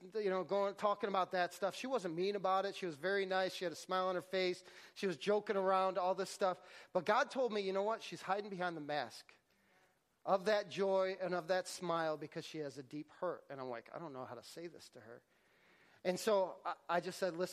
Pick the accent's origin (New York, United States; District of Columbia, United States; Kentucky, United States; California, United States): New York, United States; Syracuse; I'm from Syracuse, New York